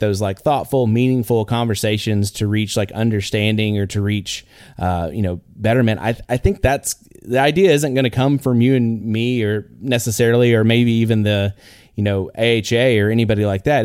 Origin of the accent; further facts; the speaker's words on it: Northeast Texas, United States; I'm a guy from Northeast Texas